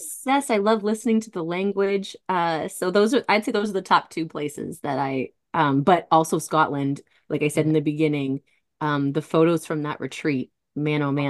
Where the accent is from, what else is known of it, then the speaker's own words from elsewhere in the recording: Halifax, Nova Scotia, Canada; also born or lived in Alberta / Yellowknife; I'd moved back to Halifax.